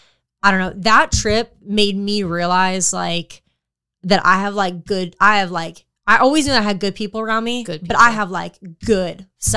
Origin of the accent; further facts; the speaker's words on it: Florida, United States; I'm from Florida.